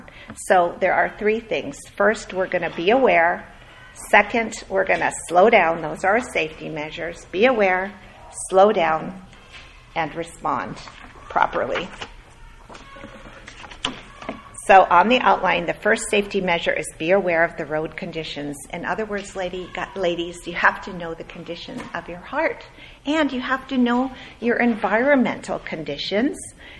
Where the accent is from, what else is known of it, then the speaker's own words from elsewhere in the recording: Minnesota, United States; born there; moved away; also born or lived in Edmonton, California, United States / Ontario, California, United States; I grew up in cold country. Okay, I was born in Minnesota. We lived there. We moved to Edmonton, Alberta, 40 below, typically. And then we moved to Ontario, Canada.